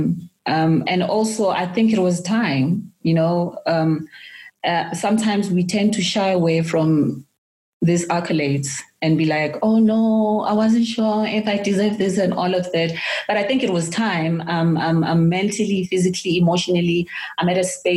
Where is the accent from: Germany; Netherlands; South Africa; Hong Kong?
South Africa; Soweto, Gauteng; I'm from Soweto